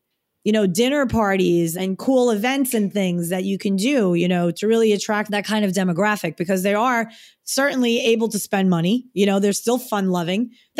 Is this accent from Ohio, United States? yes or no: no; New York, United States; accent: New York; moved away as an adult; also born or lived in northern New Jersey; now in Miami, United States; it was all right when I lived there, but I was born and raised in New York. And I, you know, made the decision to move to New Jersey because he wanted me to.